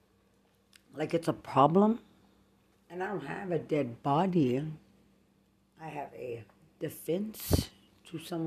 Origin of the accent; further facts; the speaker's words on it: Lubbock, Texas, United States; I'm from Lubbock